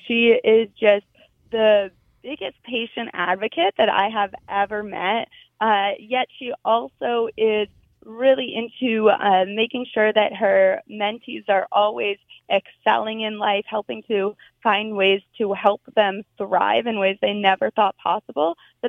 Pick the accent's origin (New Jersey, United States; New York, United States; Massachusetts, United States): New Jersey, United States; I grew up in New Jersey.